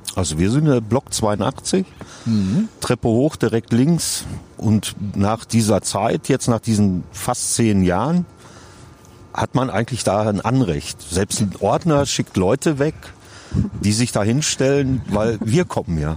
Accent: Davensberg, North Rhine-Westphalia, Germany; Wir beide kommen aus Davensberg im schönen Münsterland

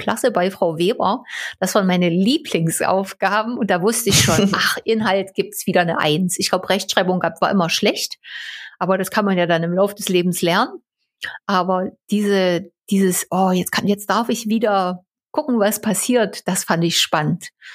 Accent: Großwelka, Saxony, Germany; Ich bin in Großwelker aufgewachsen, Saurierpark

